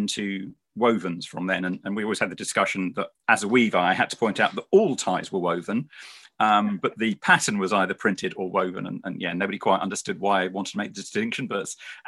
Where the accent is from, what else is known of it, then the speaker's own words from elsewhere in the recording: London, United Kingdom; moved away as an adult; also born or lived in Farnham; now in Devon, United Kingdom; I was born in London